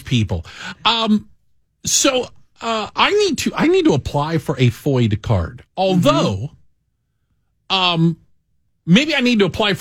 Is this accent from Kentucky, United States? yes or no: no; Tucson, Arizona, United States; now in Chicago, United States; I grew up in Tucson, Arizona